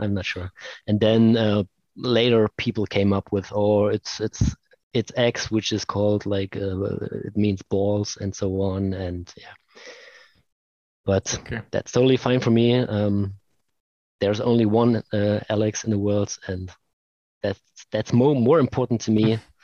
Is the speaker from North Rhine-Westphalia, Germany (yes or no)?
no; Leipzig, Saxony, Germany; here in Leipzig, in my hometown